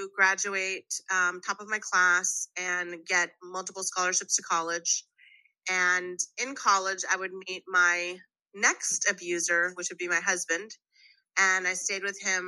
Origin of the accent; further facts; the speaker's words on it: Waco, Texas, United States; I'm Colombian American. At the age of, at 10, my mom died from undifferentiated lymphomic cancer, and my father kept my brothers and gave me away to a group orphanage in Waco, Texas, where I became a ward of the state of Texas